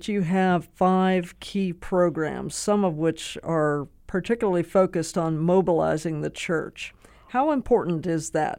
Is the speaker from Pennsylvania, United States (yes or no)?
yes; Pennsylvania, United States; I grew up in Pennsylvania.